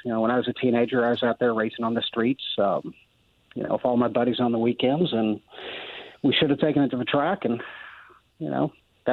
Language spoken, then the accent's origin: English; Illinois, United States; I grew up in Illinois